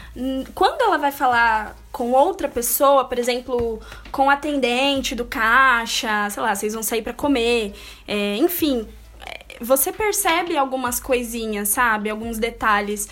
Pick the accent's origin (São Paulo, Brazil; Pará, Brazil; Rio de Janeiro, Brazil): São Paulo, Brazil; aqui na capital, São Paulo, porque nós somos de São Paulo.